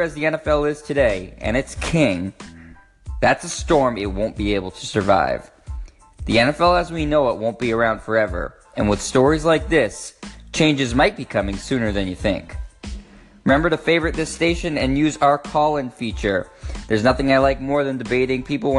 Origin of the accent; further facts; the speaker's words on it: Boston, Massachusetts, United States; I am from Boston, born and raised